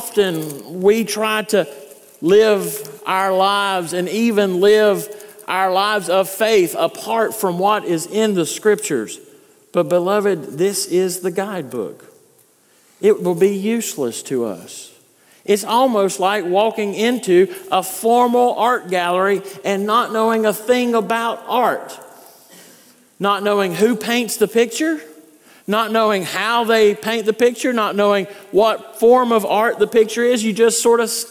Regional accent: North Carolina, United States; born or raised there; moved away

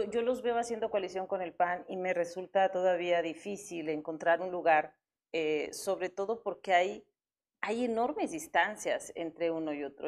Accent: Guanajuato, Mexico; quienes somos de Guanajuato

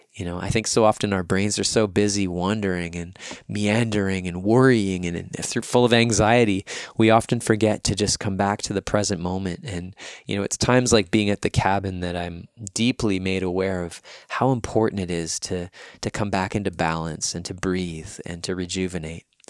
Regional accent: Winnipeg, Manitoba, Canada; I'm here back in my hometown of Winnipeg.

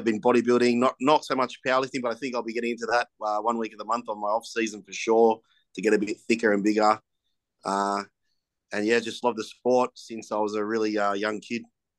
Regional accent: Sydney, New South Wales, Australia; I'm just from Sydney.

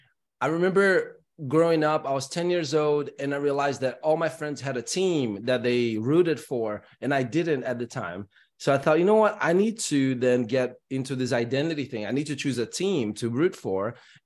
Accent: São Paulo, Brazil; I'm from São Paulo. Parents are from Bahia.

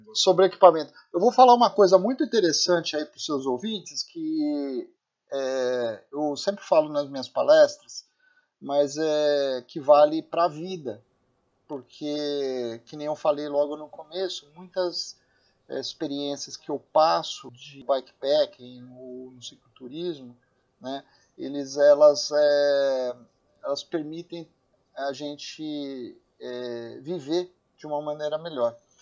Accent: Brazil; a gente é brasileiro

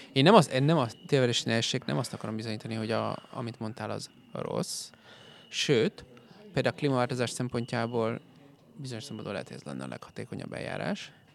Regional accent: Hungary

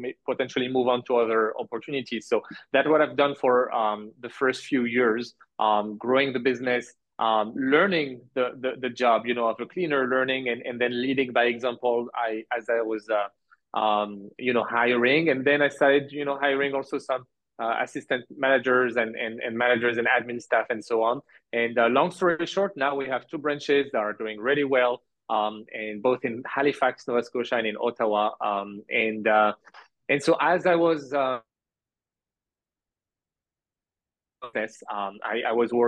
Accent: France; moved away as an adult; also born or lived in Canada / Quebec / Algeria; now in Massachusetts, United States; I grew up in France

